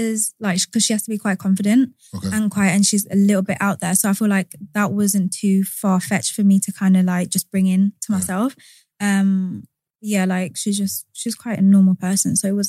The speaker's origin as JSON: {"language": "English", "region": "Wales", "country": "United Kingdom", "said": "I'm just literally from around here, pretty much. I'm like 10 minutes from here."}